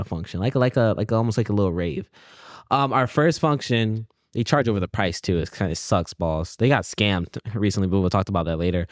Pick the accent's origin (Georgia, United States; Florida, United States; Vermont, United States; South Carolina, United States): South Carolina, United States; Columbia; moved away as an adult; now in Los Angeles, United States; So, me and him, we both went to high school together. We're both from, uh, Columbia, South Carolina